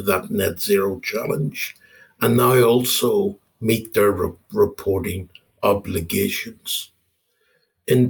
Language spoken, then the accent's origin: English; Ireland; moved away as an adult; also born or lived in Australia / UAE / Netherlands / United Kingdom; now in Copenhagen, Denmark; I'm an Irish guy. I'm living in Copenhagen now for just over 2.5 years, and I spent my entire career being an expat